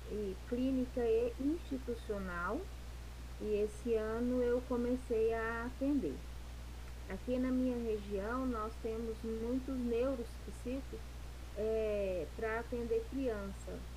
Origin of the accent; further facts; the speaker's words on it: Araxá, Minas Gerais, Brazil; eu sou de Araxá, Minas Gerais.